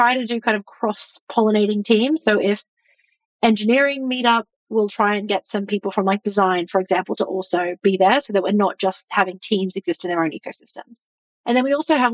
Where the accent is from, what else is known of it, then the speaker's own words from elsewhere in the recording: Australia; moved away as an adult; now in United States; I'm from Australia and I live in the US and all of my family are in Australia